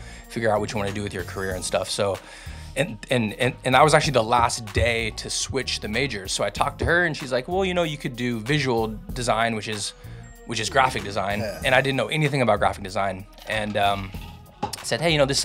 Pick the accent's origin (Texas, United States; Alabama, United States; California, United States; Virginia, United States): California, United States; Fairfield; I grew up in Fairfield